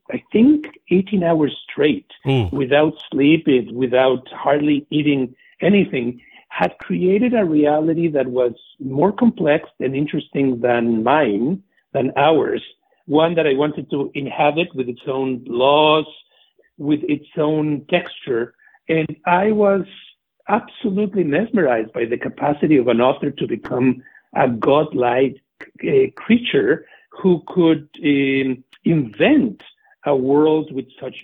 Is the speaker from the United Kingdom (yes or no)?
no; Mexico City, Mexico; moved away; I am a native of Mexico City. I grew up in the 60s and 70s